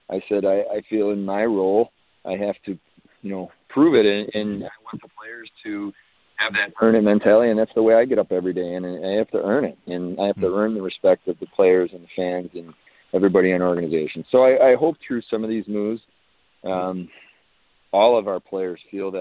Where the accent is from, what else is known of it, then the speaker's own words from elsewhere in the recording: Buffalo, New York, United States; I grew up in Buffalo. I'm a Western New York native